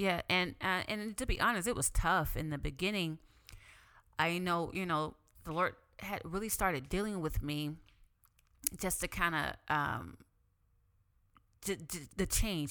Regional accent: the Bible Belt, Southern United States, United States; I grew up in the Bible Belt.

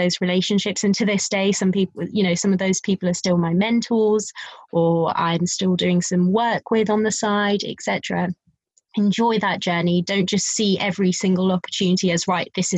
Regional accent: Wembley, London, United Kingdom; I'm a girl from Wembley

